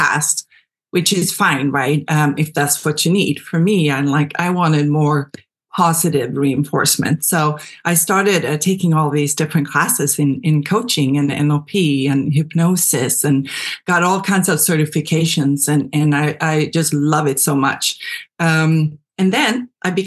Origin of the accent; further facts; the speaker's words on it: Sweden; moved away as an adult; now in United States; I am from Sweden originally. I moved to the U.S. back in 2002, I want to say.